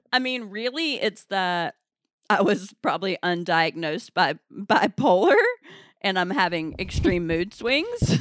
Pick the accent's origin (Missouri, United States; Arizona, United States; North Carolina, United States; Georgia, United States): North Carolina, United States; accent: southern; now in New York, United States; I'm from North Carolina